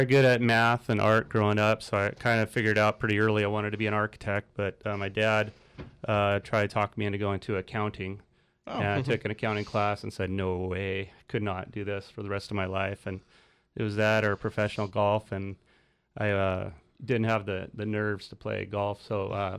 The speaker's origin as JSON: {"language": "English", "town": "San Luis Obispo", "region": "California", "country": "United States", "tie": "born or raised there", "also_born_or_lived": "Redondo Beach", "said": "Well, I was born in Redondo Beach, but yeah, my parents moved here when I was a year old and been here ever since. San Luis High and Cuesta and Cal Poly."}